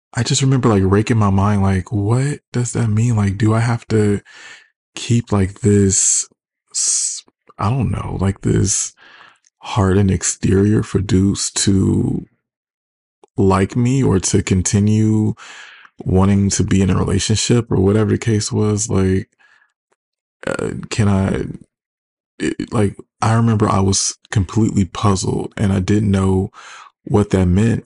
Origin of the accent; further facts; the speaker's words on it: Detroit, Michigan, United States; I'm from Detroit